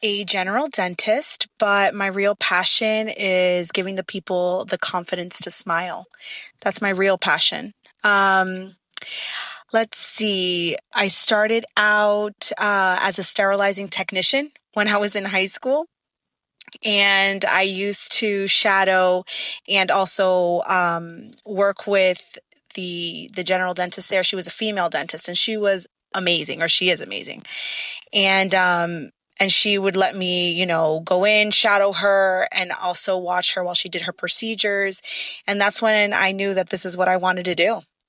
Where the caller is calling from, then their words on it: Florida, United States; I am calling from sunny Florida.